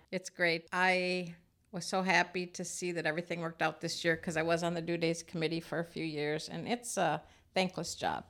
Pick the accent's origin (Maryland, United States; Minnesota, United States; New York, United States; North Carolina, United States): Minnesota, United States; Farmington; my hometown of Farmington